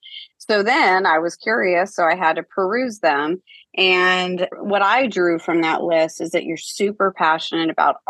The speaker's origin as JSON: {"language": "English", "region": "Texas", "country": "United States", "said": "I'm from Texas"}